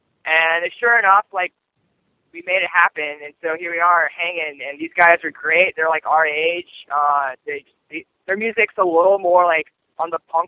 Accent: Nashville, Tennessee, United States; that's how I heard about them originally, because I grew up in Nashville.

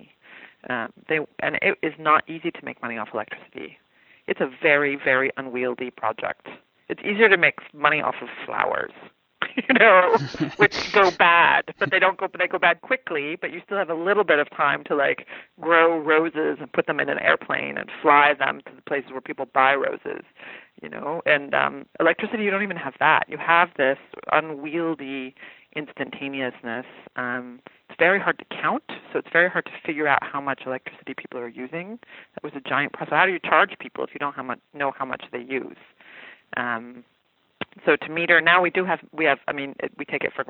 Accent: the West, United States; I also grew up in the West, so I come from a drenched world

